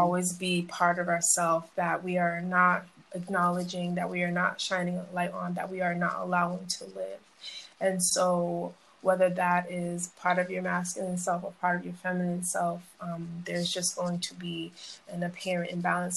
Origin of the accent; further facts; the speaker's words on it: Boston, Massachusetts, United States; also born or lived in Brooklyn, New York; I was about nine, 10, I moved to Massachusetts. I moved to Mattapan